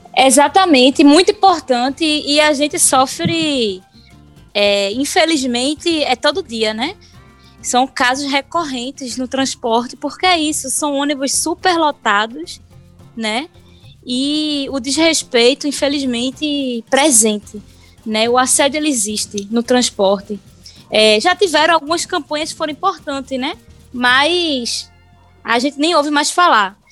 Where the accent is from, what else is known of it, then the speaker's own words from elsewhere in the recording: Paulista, Pernambuco, Brazil; eu sou de Paulista